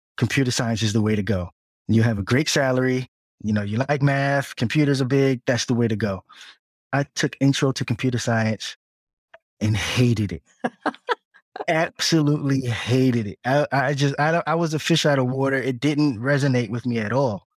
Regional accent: Piscataway, New Jersey, United States; moved away as an adult; also born or lived in Newark, New Jersey / Hampton, Virginia / Atlanta, Georgia; now in Washington, D.C. metro area, United States; Well, I was born in Newark, New Jersey, but as a young child in early elementary school, we moved to the suburbs in Piscataway, New Jersey, so central Jersey

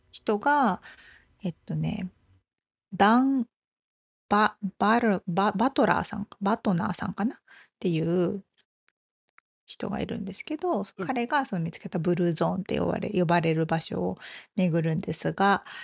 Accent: Japan; で私たちって日本で育ってるから

